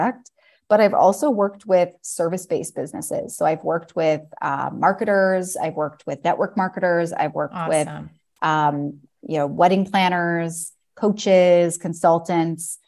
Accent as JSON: {"language": "English", "town": "Toronto", "region": "Ontario", "country": "Canada", "moved": "yes", "lives_now": "Paris, France", "said": "I'm from Toronto originally and now live in Paris, France."}